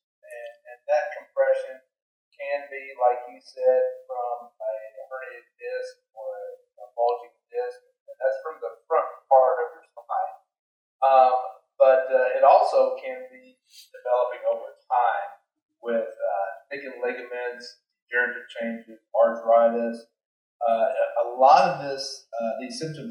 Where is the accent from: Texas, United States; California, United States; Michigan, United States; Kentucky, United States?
Kentucky, United States; Danville; I grew up in Kentucky. I grew up in Danville, Kentucky, which is a little town just south of Lexington.